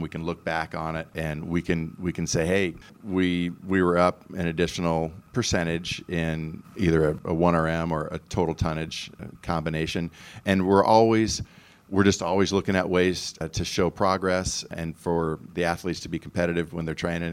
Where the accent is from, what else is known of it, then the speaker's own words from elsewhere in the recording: Iowa, United States; also born or lived in Tucson, Arizona; now in Knoxville, United States; growing up in Iowa